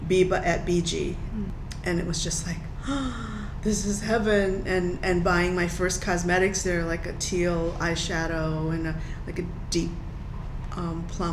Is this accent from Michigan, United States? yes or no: yes; Detroit, Michigan, United States; moved away; when I was growing up in Detroit